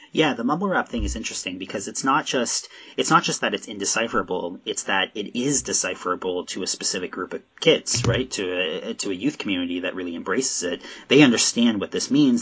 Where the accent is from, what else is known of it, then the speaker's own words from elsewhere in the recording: Southern Ontario, Canada; now in Nova Scotia, Canada; I'm Nova Scotia now, but I'm from Southern Ontario.